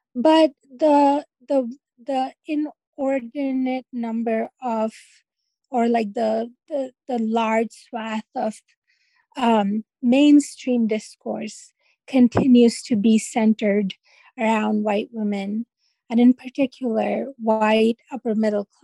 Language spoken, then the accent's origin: English; Karachi, Sindh, Pakistan; moved away as an adult; now in United States; I've lived more of my life in the U.S. than I have full-time in Karachi, Pakistan, where I'm from